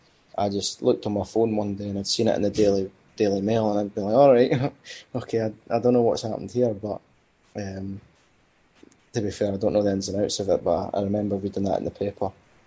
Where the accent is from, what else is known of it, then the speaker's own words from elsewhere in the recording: Cyprus; born there; Because obviously I was born in Cyprus